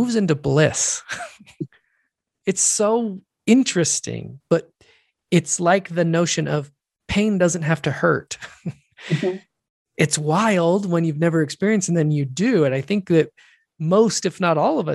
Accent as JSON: {"language": "English", "country": "United States", "said": "And I'm an American."}